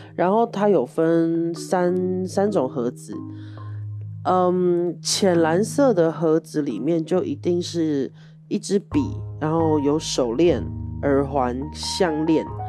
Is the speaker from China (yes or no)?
no; Taiwan; 我台湾人啦